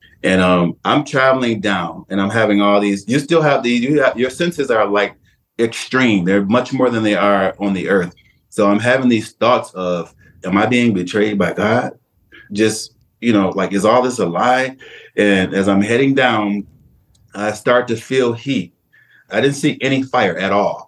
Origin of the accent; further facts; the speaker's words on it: Detroit, Michigan, United States; I was born and raised in Detroit, Michigan